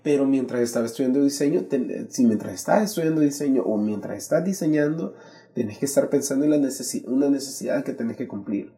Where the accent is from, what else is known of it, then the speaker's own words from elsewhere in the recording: San Salvador, El Salvador; Nací en San Salvador hace casi ya 35 años